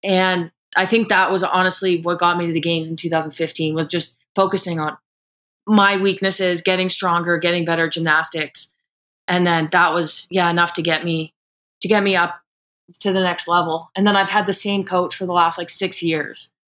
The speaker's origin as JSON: {"language": "English", "town": "Calgary", "region": "Alberta", "country": "Canada", "said": "I came back to Calgary"}